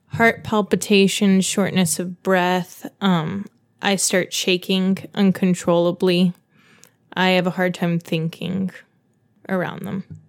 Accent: Dayton, Ohio, United States; I grew up in Dayton, Ohio

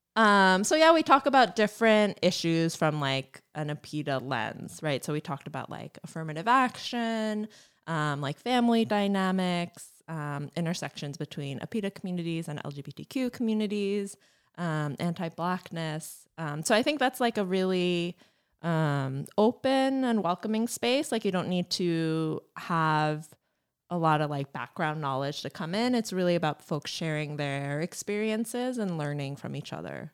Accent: East Brunswick, New Jersey, United States; moved away as an adult; now in Chicago, United States; I was from East Brunswick

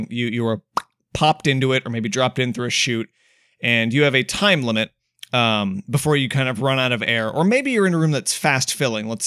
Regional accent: United States; I'm an American.

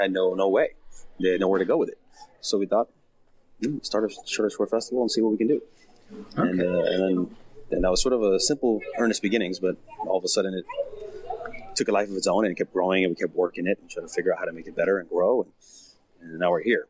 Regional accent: Miami, Florida, United States; moved away as an adult; now in Los Angeles, United States; We went to high school together. We were childhood friends from Miami, Florida. Um, I moved here in 2000 from Miami.

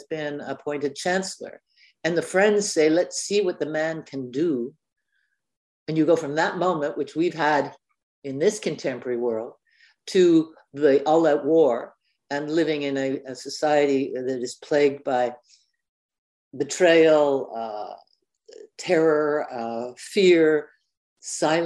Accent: Canada; I'm known as a Canadian author

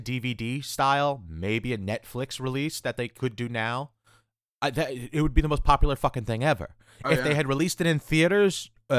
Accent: New York, United States; I'm a Spider-Man fan because I'm from New York.

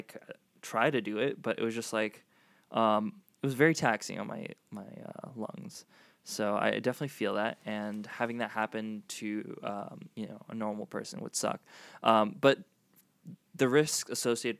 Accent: Florida, United States; moved away as an adult; also born or lived in South Africa / Los Angeles; I grew up mostly in Florida. I moved from South Africa when I was 8, and then I grew up in Florida, and then I moved to L.A.

